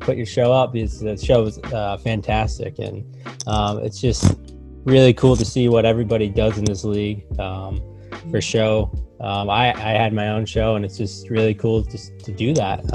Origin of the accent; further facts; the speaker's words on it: Nashua, New Hampshire, United States; I'm from Nashua, New Hampshire.